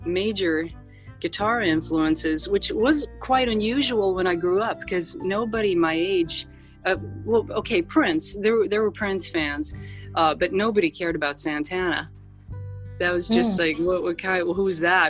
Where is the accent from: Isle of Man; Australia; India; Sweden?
Sweden; also born or lived in Los Angeles, United States; I was born in Los Angeles, but I grew up in Sweden, because my mom remarried with a Swedish guy. And so I spent much of my upbringing there